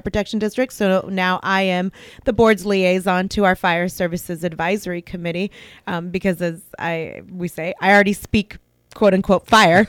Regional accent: St. Helena, California, United States; also born or lived in Napa, California / Rutherford, California / Browns Valley, California; now in American Canyon, United States; I grew up in Saint Helena

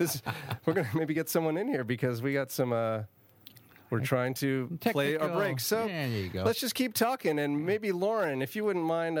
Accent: St. Helena, California, United States; I actually grew up, you know, growing up in St. Helena

